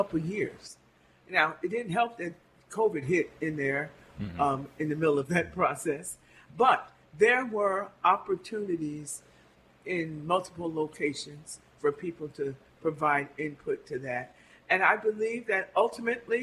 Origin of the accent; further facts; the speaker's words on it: Albany, New York, United States; I grew up on Phillips Street